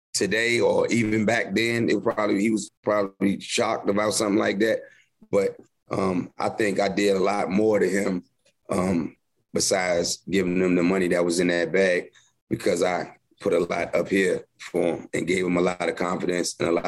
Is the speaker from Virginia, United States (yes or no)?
yes; Virginia, United States; moved away as an adult; also born or lived in Philadelphia; I was from Virginia